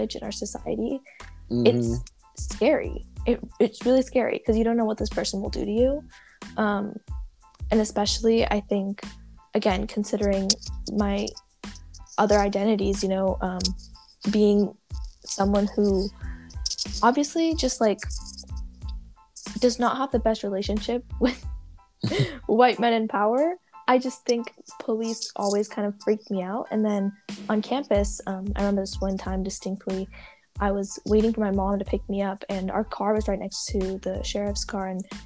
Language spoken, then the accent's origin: English; Santa Barbara, California, United States; I was born and raised in Santa Barbara, and I am a first-generation Indian-American